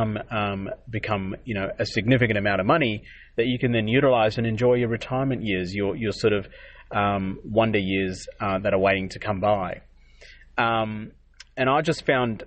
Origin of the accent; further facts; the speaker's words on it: Adelaide, South Australia, Australia; I grew up in South Australia, Adelaide